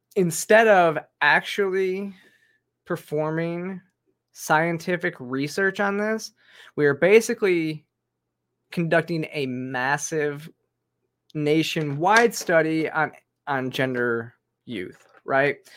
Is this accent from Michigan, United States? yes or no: yes; Michigan, United States; I'm from Michigan